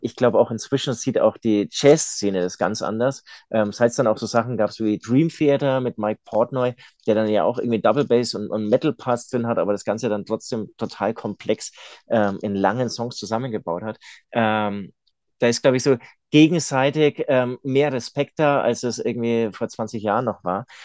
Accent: Munich, Bavaria, Germany; ich komme ja aus München

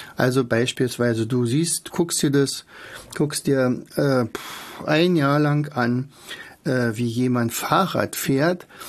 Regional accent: Germany; bei uns in Deutschland

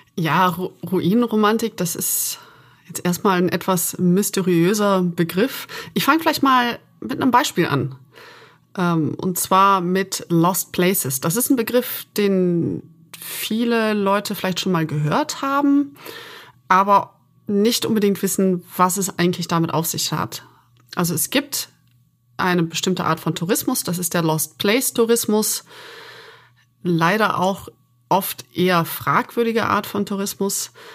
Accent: Aachen, North Rhine-Westphalia, Germany; mit denen ich aufgewachsen bin in Aachen

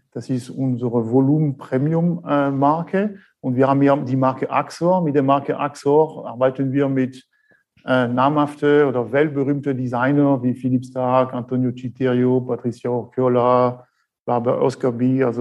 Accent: France; accent: French; German is a second language; now in Black Forest, Germany; schon gleich hören an meinem Akzent. Äh, ich bin der Franzose hier aus dem äh, Schwarzwald. Ich bin 49 äh, Jahre alt

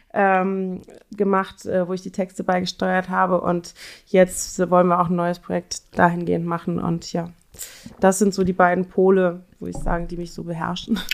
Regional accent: Cologne, North Rhine-Westphalia, Germany; moved away as an adult; now in Berlin, Germany; ich komme ursprünglich aus Köln

